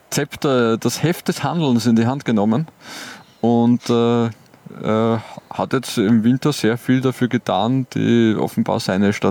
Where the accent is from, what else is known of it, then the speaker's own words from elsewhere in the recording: Colombia; German is a second language; vielleicht hat, hatten wir als Kolumbianer hatten wir wahrscheinlich gar nicht so viel lange Hosen.